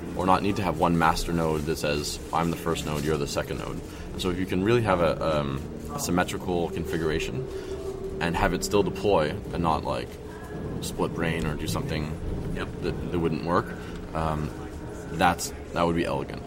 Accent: Montreal, Quebec, Canada; I'm from Montreal

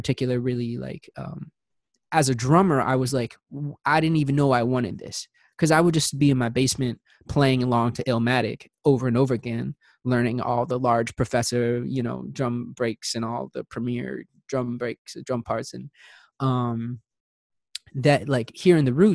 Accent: Baltimore, Maryland, United States; I grew up in Baltimore

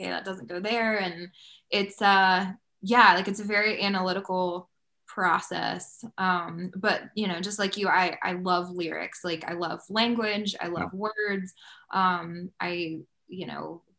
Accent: Georgia, United States; moved away as an adult; also born or lived in Nashville area, Tennessee; I am from Georgia originally and then lived in Tennessee for 7 or 8 years

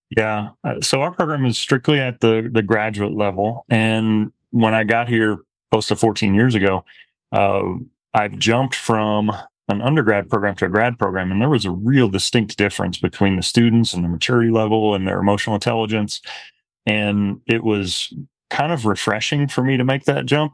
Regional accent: Midwest, United States; moved away as an adult; also born or lived in Arizona; now in Lubbock, United States; went to undergrad at S I U Carbondale, not far from where I grew up in Midwest

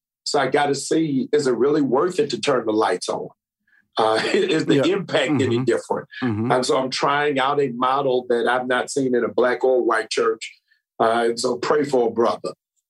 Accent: Baltimore, Maryland, United States; also born or lived in Boston / Monrovia, Liberia; I am originally from Boston, Massachusetts. I was raised in Baltimore, Maryland.

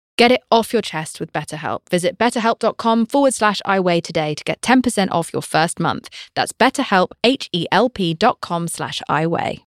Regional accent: United Kingdom; I'm British

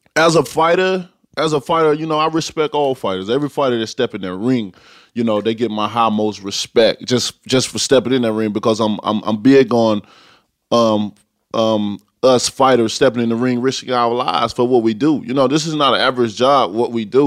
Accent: Tuscaloosa, Alabama, United States

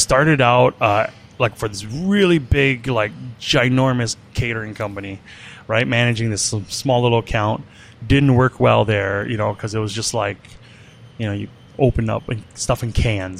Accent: Wisconsin, United States; also born or lived in Ban Vinai refugee camp, Thailand / Lancaster County, Pennsylvania; now in Minneapolis, United States; Yeah, I'm a Wisconsin boy.

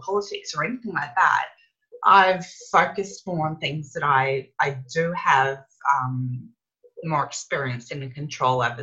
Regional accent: Brisbane, Queensland, Australia; in Brisbane, which is my hometown where my family are.

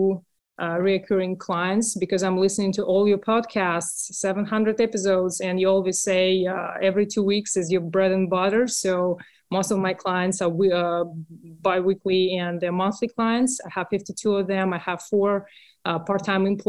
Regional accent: Russia; accent: Russian; English is a second language; moved away as an adult; now in United States; Russian. I grew up in Russia, next to the border with Finland.

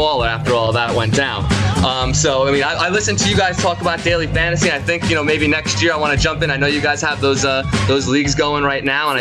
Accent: New York City, New York, United States; I grew up in the Bronx

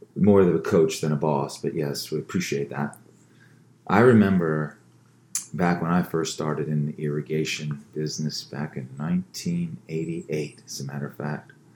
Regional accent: Baltimore, Maryland, United States; I'm from Baltimore. Yes, Balmer, Balmer, as we say it back in the day.

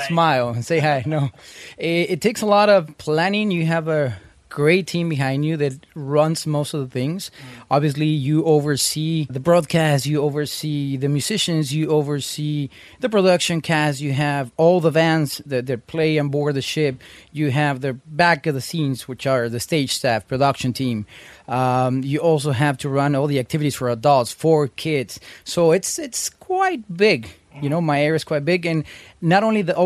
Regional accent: Mexico; moved away; also born or lived in United States; I was born in the States, raised in Mexico.

